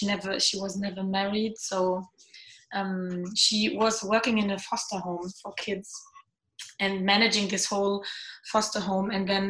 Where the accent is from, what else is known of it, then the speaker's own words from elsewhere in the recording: Germany; English is a second language; My dad is also German, and my mom is French, and I grew up in Germany as well. I was in a French school